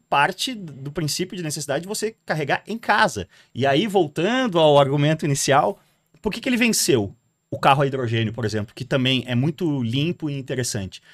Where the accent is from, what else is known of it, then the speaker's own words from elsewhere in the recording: Porto Alegre, Rio Grande do Sul, Brazil; moved away as an adult; now in São Paulo, Brazil; eu sou de Porto Alegre